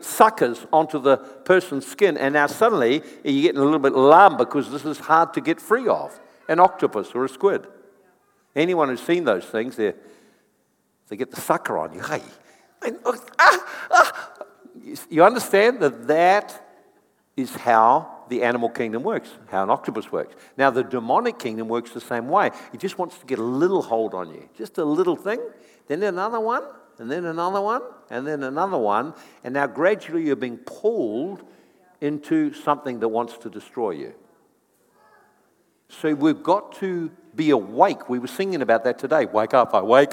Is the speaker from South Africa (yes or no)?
no; New Zealand; I'm from New Zealand as well